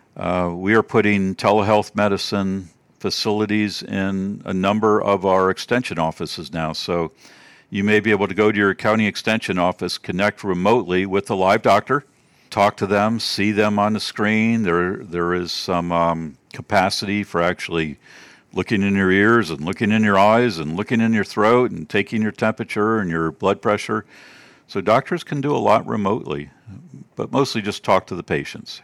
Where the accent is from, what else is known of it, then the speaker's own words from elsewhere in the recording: Baltimore, Maryland, United States; moved away as an adult; also born or lived in Georgia; I'm from Maryland, the Baltimore, D C area originally